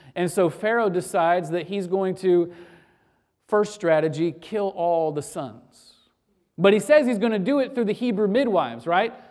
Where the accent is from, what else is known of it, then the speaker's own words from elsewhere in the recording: Florida, United States; Growing up in Florida, uh, as a true Floridian